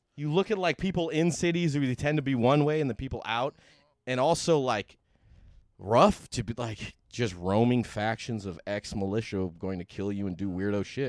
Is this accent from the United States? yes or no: yes; California, United States; I'm from California